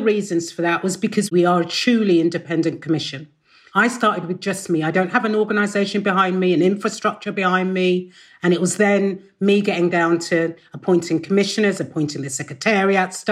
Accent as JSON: {"language": "English", "region": "London", "country": "United Kingdom", "tie": "born or raised there", "said": "I grew up in Shepherd's Bush, went to school on the White City Estate"}